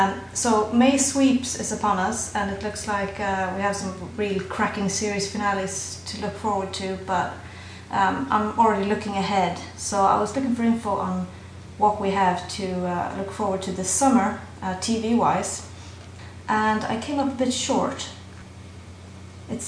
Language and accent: English; Sweden; accent: a bit all over the place; English is a second language; also born or lived in Ireland / London; My accent is a bit all over the place. I'm from Sweden, but I lived 4 years in Ireland, and then another 2 in London.